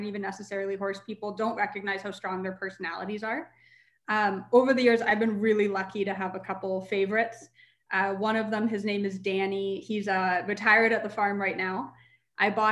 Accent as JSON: {"language": "English", "town": "Calgary", "region": "Alberta", "country": "Canada", "tie": "born or raised there", "said": "I love Calgary. I'm so attached to my hometown."}